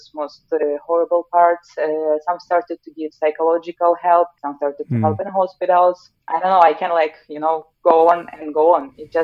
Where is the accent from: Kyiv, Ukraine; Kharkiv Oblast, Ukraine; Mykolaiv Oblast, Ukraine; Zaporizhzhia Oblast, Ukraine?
Zaporizhzhia Oblast, Ukraine; Zaporizhzhia; now in Norway; in my hometown in the Zaporizhia, which is southeast of Ukraine